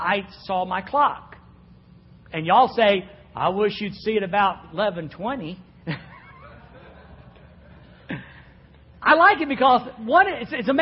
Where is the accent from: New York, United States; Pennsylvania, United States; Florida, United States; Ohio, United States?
Florida, United States; Jacksonville; I was raised in Jacksonville, Florida.